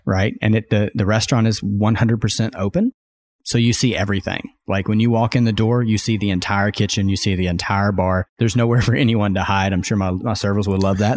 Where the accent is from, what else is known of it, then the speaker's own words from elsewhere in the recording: Arkansas, United States; moved away as an adult; also born or lived in Rogers, Arkansas / Austin, Texas; now in Bentonville, United States; I grew up in Arkansas